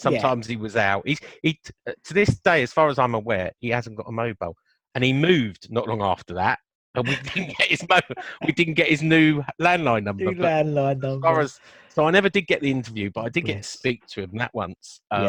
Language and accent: English; Chessington, London, United Kingdom; born there; And funny enough, I think I told you I was born in Chessington.